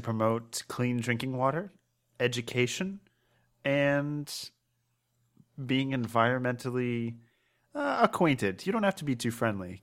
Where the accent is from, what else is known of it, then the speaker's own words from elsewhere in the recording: Maryland, United States; now in Pennsylvania, United States; I'm from Maryland